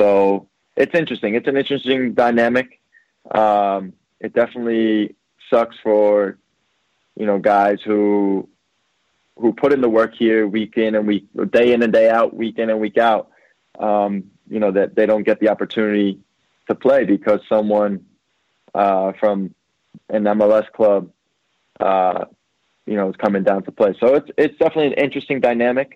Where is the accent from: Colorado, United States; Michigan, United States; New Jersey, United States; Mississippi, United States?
New Jersey, United States; I played with his younger brother growing up in Jersey.